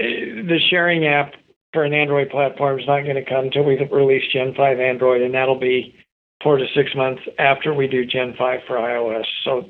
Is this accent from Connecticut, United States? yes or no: no; Idaho, United States; In fact, I got a note that I grew up in Idaho.